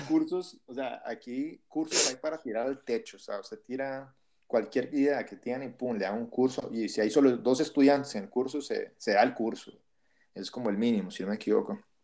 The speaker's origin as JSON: {"language": "Spanish", "country": "Costa Rica", "also_born_or_lived": "Peru", "moved": "as an adult", "lives_now": "Ithaca, United States"}